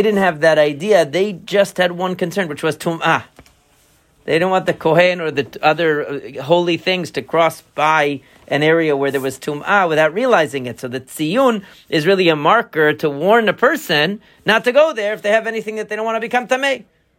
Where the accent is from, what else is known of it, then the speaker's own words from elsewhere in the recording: Long Island, New York, United States; Where I grew up in Long Island, further out on Long Island, okay, there's like a, I forget what it is.